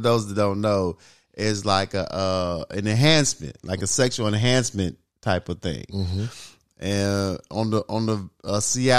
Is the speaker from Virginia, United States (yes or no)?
no; Little Rock, Arkansas, United States; I'm from Little Rock.